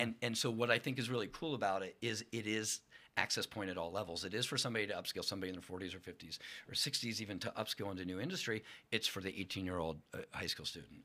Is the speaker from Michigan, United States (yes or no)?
no; Lock Haven, Pennsylvania, United States; I'm from Lock Haven